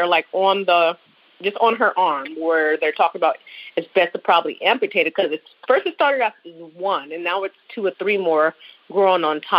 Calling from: Buffalo, New York, United States; Hi, I was calling you from Buffalo, New York again

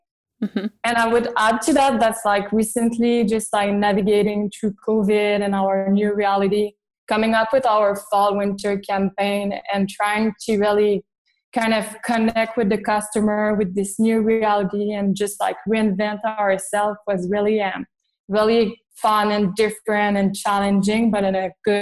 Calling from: Montreal, Quebec, Canada; I'm in Montreal, actually.

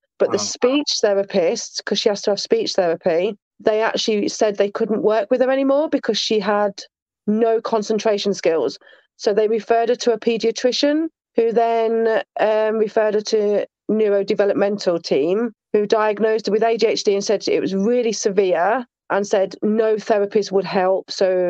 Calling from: Sheffield, Yorkshire and the Humber, United Kingdom; Sheffield, South Yorkshire, England.

